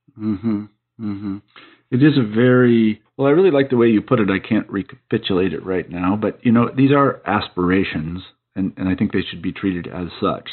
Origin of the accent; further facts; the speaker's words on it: United States; as an American